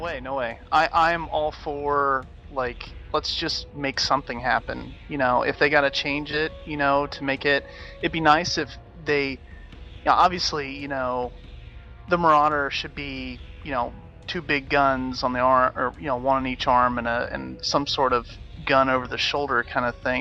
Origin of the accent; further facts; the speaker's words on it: Cocoa Beach, Florida, United States; Cocoa, Cocoa Beach in Florida